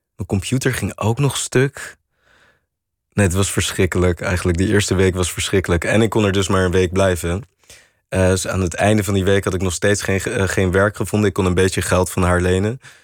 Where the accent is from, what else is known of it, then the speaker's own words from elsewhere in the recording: Netherlands; wij als Nederlanders